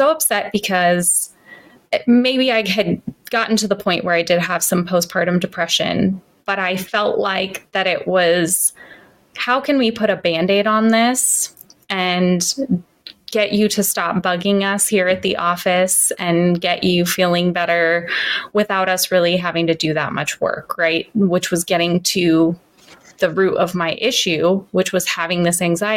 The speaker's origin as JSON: {"language": "English", "town": "Santa Cruz", "region": "California", "country": "United States", "tie": "born or raised there", "said": "I grew up in Santa Cruz in California"}